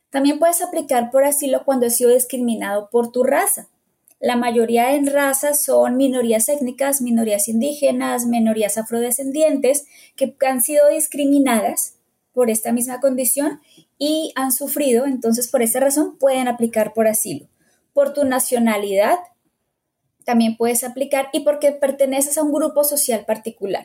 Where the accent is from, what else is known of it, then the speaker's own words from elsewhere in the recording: Bogotá, Colombia; moved away as an adult; now in United States; soy de Bogotá, Colombia